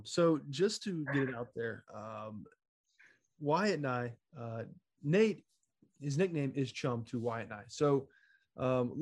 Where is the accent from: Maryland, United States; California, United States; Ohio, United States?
Ohio, United States; Southwest; moved away as an adult; also born or lived in Virginia; I'm from Southwest Ohio, but attended college in Virginia